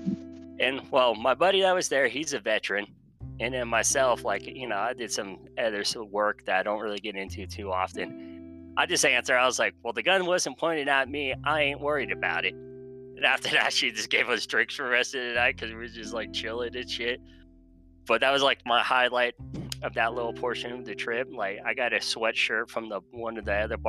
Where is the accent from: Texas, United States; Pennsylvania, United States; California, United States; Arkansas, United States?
Texas, United States; now in Colorado, United States; I'm from Texas, but I'm now currently living in Colorado